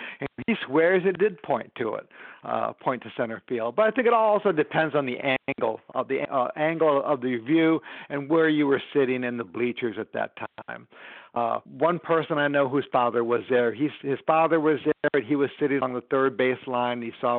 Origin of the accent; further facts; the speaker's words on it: Chicago, Illinois, United States; I grew up in the Chicago area